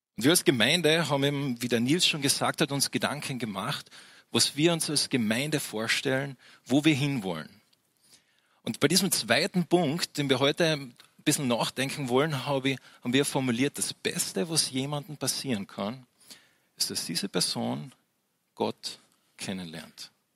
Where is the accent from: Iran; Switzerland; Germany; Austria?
Austria; für mich am Anfang als Österreicher